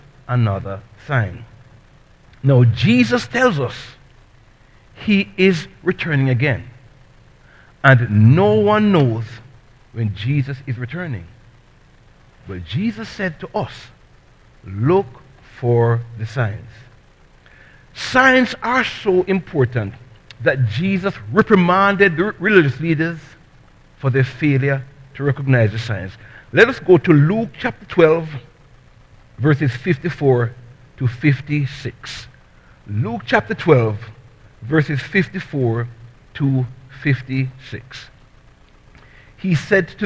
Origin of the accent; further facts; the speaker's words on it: Jamaica; now in United States; I'm from Jamaica